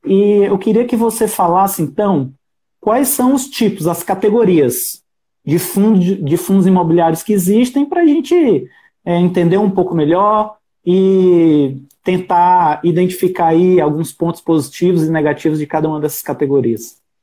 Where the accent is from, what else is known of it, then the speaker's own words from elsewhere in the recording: Ceará, Brazil; moved away; no Ceará, que eu sou cearense